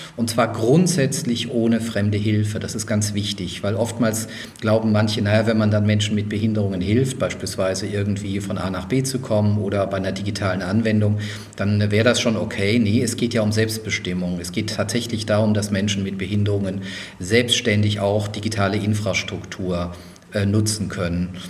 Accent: Mannheim/Heidelberg, Baden-Württemberg, Germany; also born or lived in Würzburg, Bavaria; Ich bin ja in Würzburg geboren, also auch Franke, bin aber dann in Sehr Mannheim, gut. Heidelberg, ja, das dachte ich mir, groß geworden

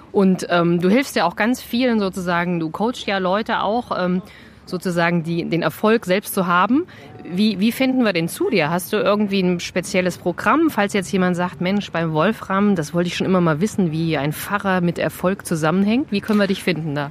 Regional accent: Vogelsberg, Hesse, Germany; Also ich bin ja auch so ein plattes Landei. Ich komme ja aus dem Vogelsberg, wie ihr alle wisst. dreihundertfünfzig Seelendorf

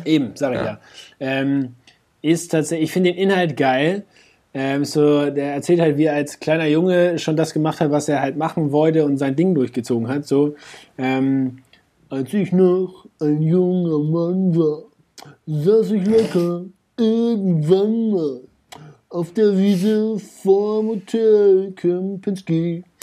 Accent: Hamburg, Germany; als Hamburger

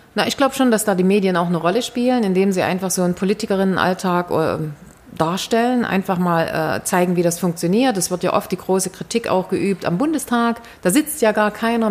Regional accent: East Germany, Germany; die wir als Ostdeutsche

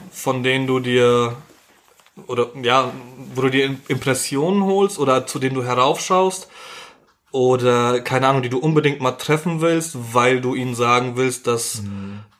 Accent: Poland; Ich ähm, bin Pole, also irgendwie

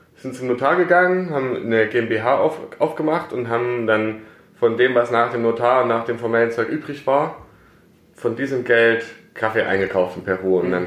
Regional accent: Plauen, Saxony, Germany; moved away as an adult; also born or lived in Karlsruhe; now in Herrenberg, Germany; ich komme eigentlich aus äh, Sachsen, mhm. aus Plauen in Sachsen, da bin ich geboren und aufgewachsen

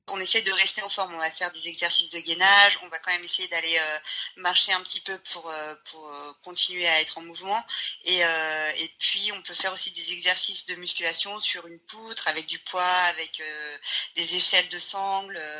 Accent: Bourg-Saint-Maurice, Auvergne-Rhône-Alpes, France; je suis née euh, à la montagne. Je suis née à Port-Saint-Maurice.

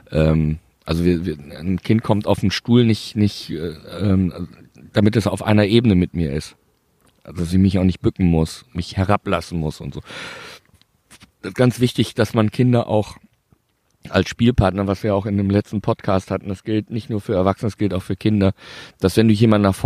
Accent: Bielefeld, North Rhine-Westphalia, Germany; ich bin ja Bielefelder

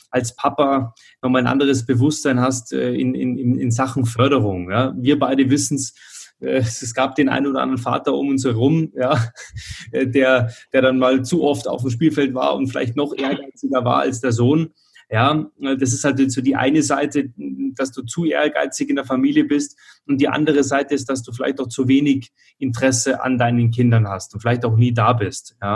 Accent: Munich, Bavaria, Germany; ich komme ja auch aus dem Münchner Süden

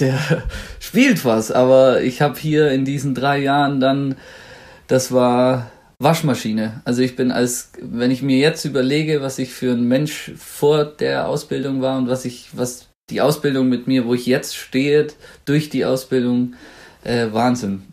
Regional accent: Swabia, Baden-Württemberg, Germany; accent: Swabian; now in Munich, Germany; ich komme aus dem Schwabenland und da hat man ja gern solch so kleine Zischlaute wie Kensch, Schweisch, Hasch

